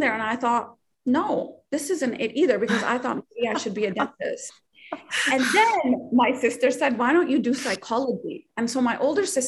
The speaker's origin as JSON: {"language": "English", "country": "Pakistan", "moved": "yes", "said": "I'm from Pakistan"}